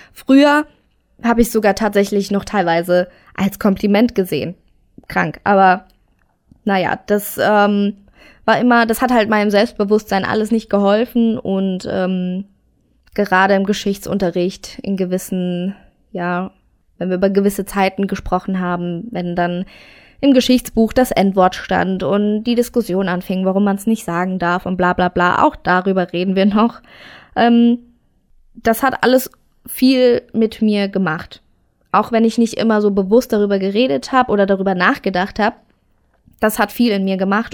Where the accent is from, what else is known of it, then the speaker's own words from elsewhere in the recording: near Saarbrücken, Saarland, Germany; Geboren bin ich im Saarland in der Nähe von Saarbrücken